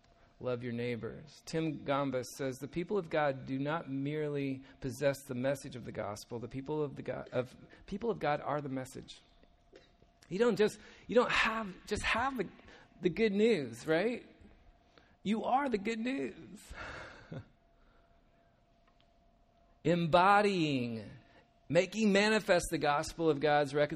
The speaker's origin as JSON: {"language": "English", "country": "United States", "said": "We're from the States, obviously. You can tell by our accents"}